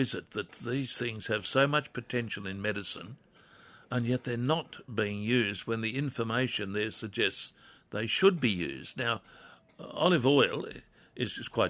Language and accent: English; Wallsend, North East England, United Kingdom; as a kid, growing up in Crest Road, Wall's End